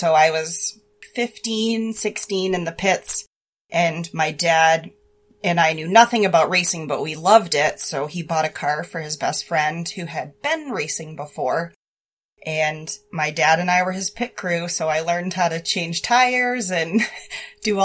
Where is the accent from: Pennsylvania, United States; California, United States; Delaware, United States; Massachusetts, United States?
Massachusetts, United States; Boston; moved away as an adult; also born or lived in Milton, Massachusetts; now in New Hampshire, United States; I was born and raised in Boston